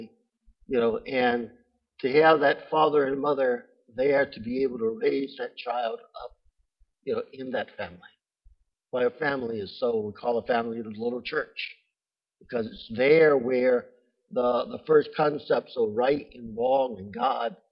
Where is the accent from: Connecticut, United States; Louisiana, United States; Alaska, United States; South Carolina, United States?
Louisiana, United States; Thibodaux; Thibodaux is a very small town. That's nothing. I'm from Thibodaux.